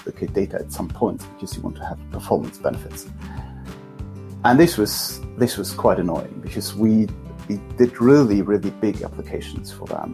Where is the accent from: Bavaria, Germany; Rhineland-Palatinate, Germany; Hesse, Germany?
Hesse, Germany; Kassel; I'm running a Java user group in my hometown, Kassel.